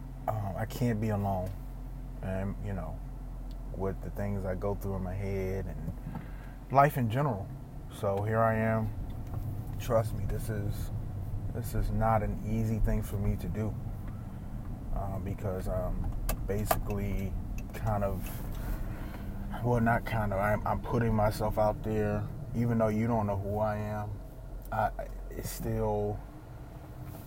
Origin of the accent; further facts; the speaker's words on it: East Coast, United States; I grew up on the East Coast.